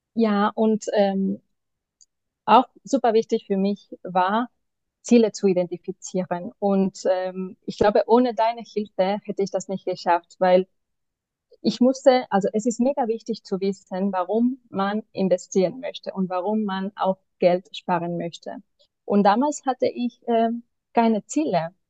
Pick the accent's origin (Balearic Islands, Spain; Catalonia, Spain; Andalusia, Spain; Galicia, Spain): Catalonia, Spain; Barcelona; German is a second language; moved away as an adult; now in Berlin, Germany; Ich komme aber ursprünglich aus Barcelona